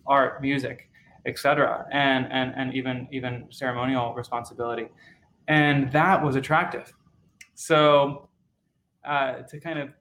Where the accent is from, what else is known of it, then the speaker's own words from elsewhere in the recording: Maryland, United States; I grew up in the United States, in Maryland